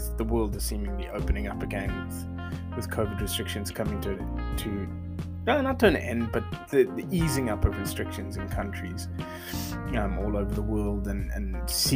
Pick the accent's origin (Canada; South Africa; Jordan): South Africa; as a South African